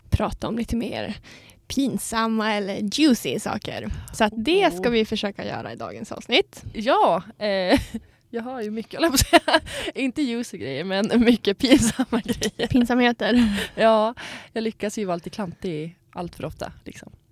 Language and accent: Swedish; Sundsvall, Västernorrland County, Sweden; moved away; nu när vi var hemma i Sundsvall